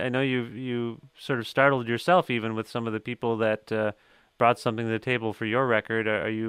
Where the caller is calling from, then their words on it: Guelph, Ontario, Canada; I'm calling you from Guelph, which is just down the road from Hamilton.